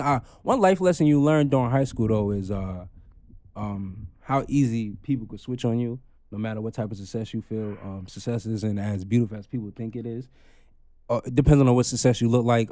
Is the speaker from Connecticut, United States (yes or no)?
no; Long Island, New York, United States; born or raised there; also born or lived in Queens, New York